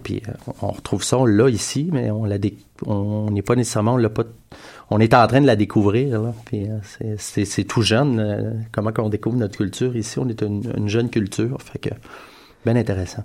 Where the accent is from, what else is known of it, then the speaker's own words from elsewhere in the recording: Montreal, Quebec, Canada; on est de Montréal, fait qu'il euh, y a une urbanité dans ce qu'on fait.